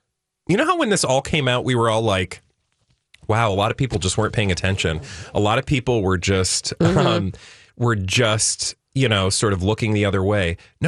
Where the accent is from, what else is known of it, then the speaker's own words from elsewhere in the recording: Minnesota, United States; I as a American, a Minnesotan